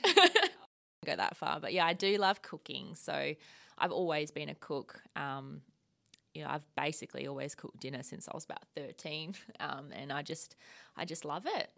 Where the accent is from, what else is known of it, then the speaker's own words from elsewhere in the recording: rural Victoria, Australia; moved away as an adult; also born or lived in Queensland; now in Western Australia, Australia; I grew up in, um, rural Vic